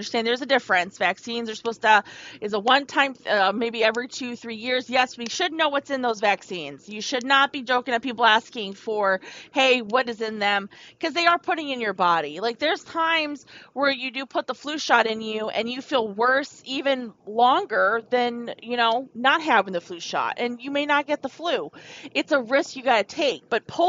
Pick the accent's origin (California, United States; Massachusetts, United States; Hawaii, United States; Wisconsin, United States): Wisconsin, United States; If you guys don't know me, I came from Wisconsin. It's where my ancestors are from. That's where my family's from.